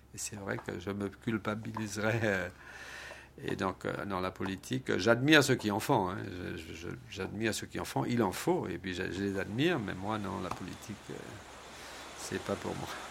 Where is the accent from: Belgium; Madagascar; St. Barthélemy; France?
St. Barthélemy; Je suis né à Saint-Barth, de parents Saint-Barth, de grands-parents Saint-Barth, d'arrière-grands-parents Saint-Barth.